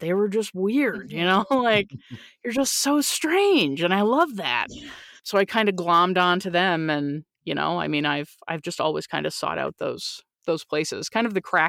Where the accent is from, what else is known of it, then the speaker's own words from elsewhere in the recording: Newfoundland and Labrador, Canada; born there; because I was born in Newfoundland, Canada, and it's a very small place and people know people